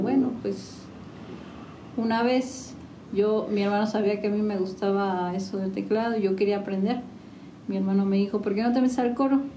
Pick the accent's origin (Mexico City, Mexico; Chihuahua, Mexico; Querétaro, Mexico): Querétaro, Mexico; San Juan del Río; Soy originaria de aquí de San Juan del Río